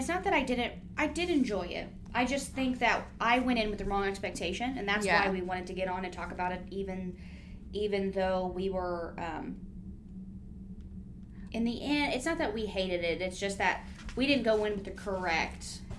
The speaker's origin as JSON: {"language": "English", "country": "United States", "said": "we're American."}